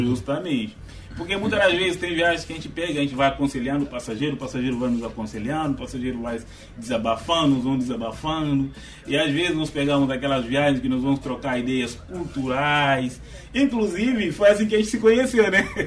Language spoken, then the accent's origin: Portuguese; Guinea-Bissau; now in São Luís, Brazil; da minha terra também, lá em Guiné-Bissau